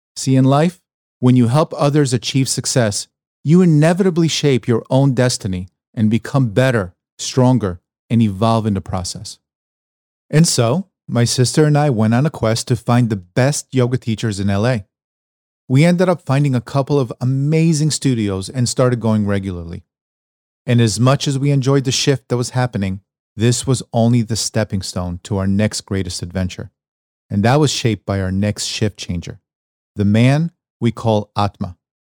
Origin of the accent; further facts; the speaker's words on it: New York, United States; moved away as an adult; now in Los Angeles, United States; my days growing up in New York, leading to my decision to leave it all behind and venture out to Los Angeles